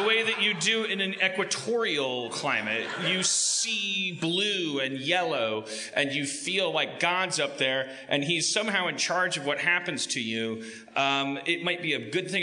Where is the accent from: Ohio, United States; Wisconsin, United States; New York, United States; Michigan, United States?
Wisconsin, United States; Milwaukee; moved away; I'm afraid to go back to my hometown, so this is as close as we'll ever get. I don't know how they'd react to me if I ever went back to Milwaukee